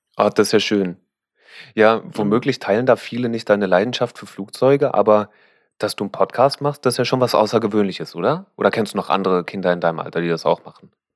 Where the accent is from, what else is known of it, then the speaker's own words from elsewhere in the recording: Berlin, Germany; als Berliner